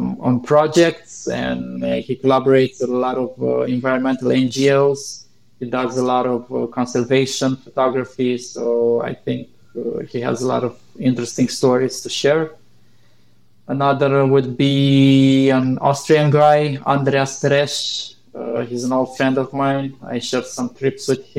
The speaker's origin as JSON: {"language": "English", "country": "Romania", "tie": "born or raised there", "said": "my home country"}